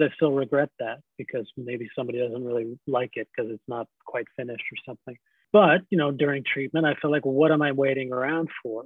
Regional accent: Scarsdale, New York, United States; I grew up in Scarsdale, New York

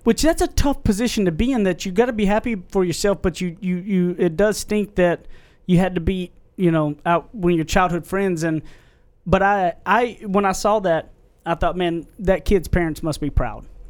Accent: Carlisle, United States; moved away; also born or lived in Tyler; back to my hometown where I went to high school.

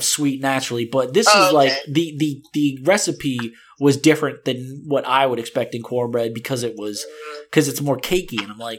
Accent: the South, United States; See, I grew up in the South, right?

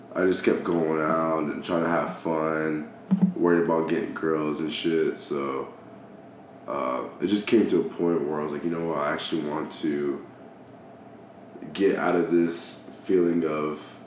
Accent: Dallas, Georgia, United States; also born or lived in Virginia; from Dallas, Georgia

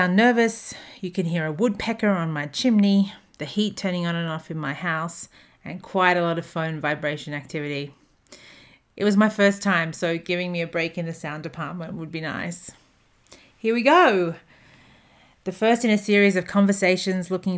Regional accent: Australia; moved away as an adult; also born or lived in Hong Kong / Durban, South Africa; now in Atlanta, United States; I'm an Australian who currently lives in Atlanta, Georgia, USA

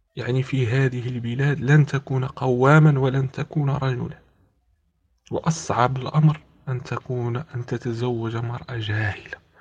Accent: Morocco; moved away as an adult; now in Spain; أنا أنا من المغرب وأسكن في إسبانيا

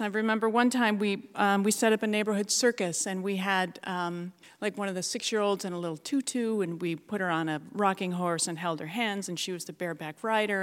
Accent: Ketchikan, Alaska, United States; I was born and raised down in Ketchikan

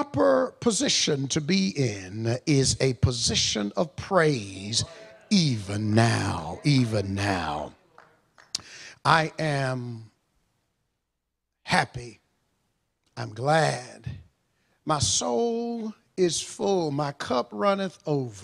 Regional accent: Monroe, Georgia, United States; I was born and raised in Walton County in Monroe, Georgia

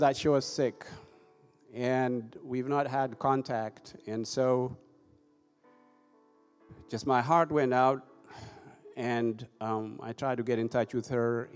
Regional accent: Ethiopia; also born or lived in Europe / United States; now in Tifton, United States; I'm originally from Ethiopia. I left my country over 30 years ago

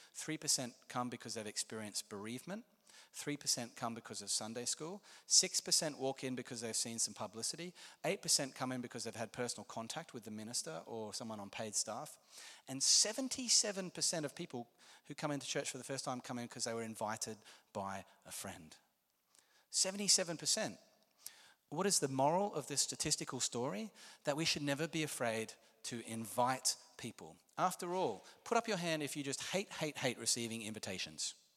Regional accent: Australia; I'm Australian

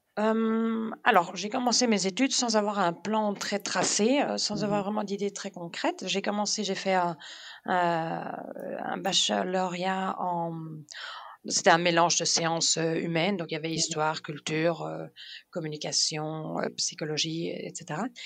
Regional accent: Denmark; moved away as an adult; also born or lived in Germany; now in Belgium; j'ai grandi là-bas de mes 8 ans à mes 28 ans

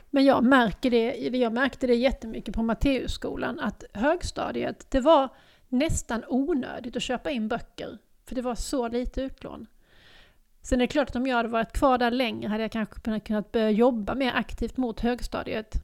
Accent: Lund, Skåne, Sweden; moved away as an adult; also born or lived in Stockholm; jag har flyttat hem igen. Jag har flyttat, flyttat från Stockholm tillbaks till Lund

